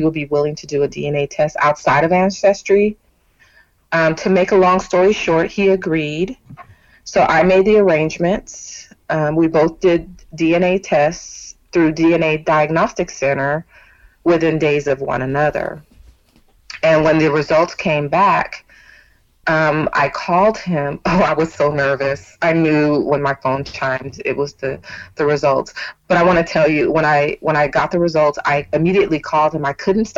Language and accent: English; Bay Area of Northern California, United States; moved away as an adult; now in Texas, United States; I was born and raised in California, but in 2016 I moved to Texas with my company